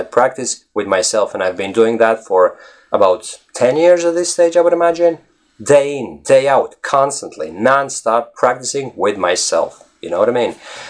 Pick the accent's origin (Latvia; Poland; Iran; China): Latvia; English is a second language; now in Ireland; Latvia is my home country, that's where I come from, and I have good few Latvians that I know here in Ireland.